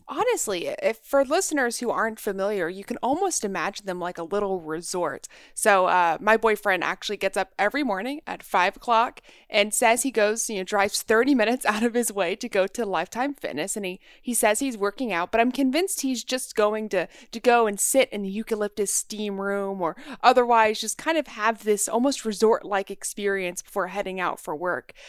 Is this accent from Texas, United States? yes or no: yes; Texas, United States; moved away as an adult; I grew up in Texas